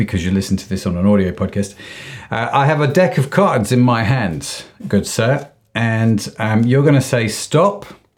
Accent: United Kingdom; being a British Asian, and there is the diversity aspect of it.

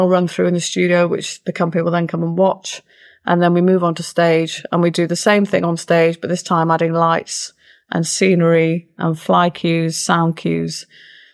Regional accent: Ilkley, Yorkshire and the Humber, United Kingdom; moved away as an adult; also born or lived in London; Ilkley Playhouse, which is where I grew up in Ilkley.

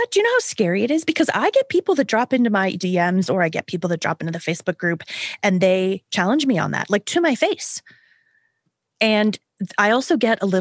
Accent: Canada; Maybe it's because I am Canadian, or maybe it's because I am 50

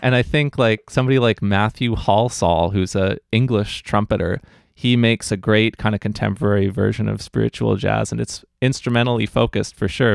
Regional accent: New Westminster, British Columbia, Canada; I grew up here in New West

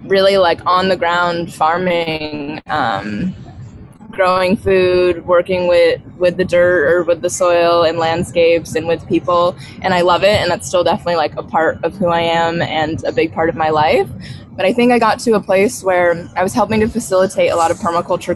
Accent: upstate New York, United States; now in Costa Rica; I'm from upstate New York

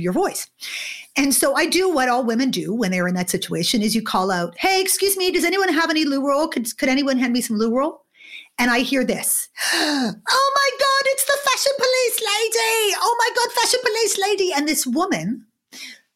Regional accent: Montreal, Quebec, Canada; moved away as an adult; also born or lived in London, United Kingdom; now in Toronto, Canada; I grew up in Montreal in Canada

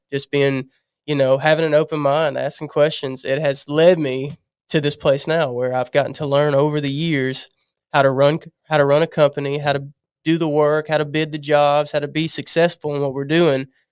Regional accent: Louisiana, United States; moved away as an adult; I moved here, I'm from Louisiana

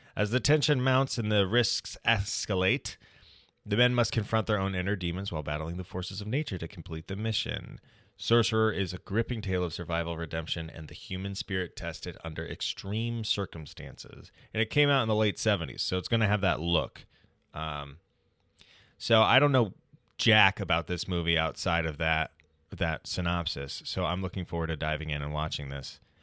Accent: United States; being an American man

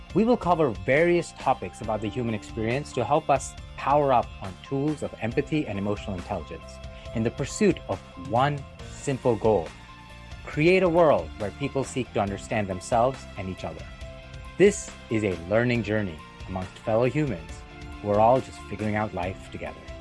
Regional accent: India; moved away; supremacy based culture, which I grew up in in India

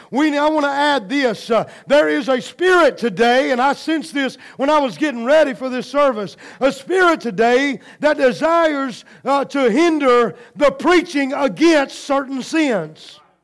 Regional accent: United States; I'm proud to be an American

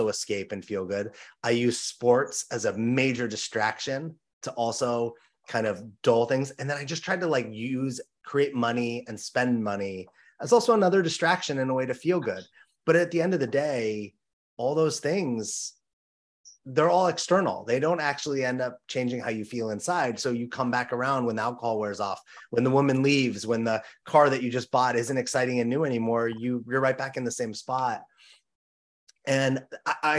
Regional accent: Los Angeles, California, United States; I grew up in Los Angeles, California

